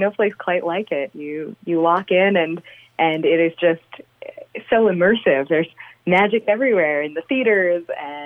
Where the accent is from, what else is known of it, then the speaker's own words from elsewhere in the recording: Long Island, New York, United States; moved away as an adult; now in Las Vegas, United States; I grew up on Long Island